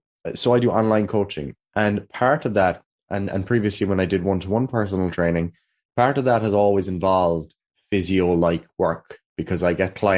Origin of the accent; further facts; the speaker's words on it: Killarney, Munster, Ireland; I'm from Killarney, County Kerry, here in Ireland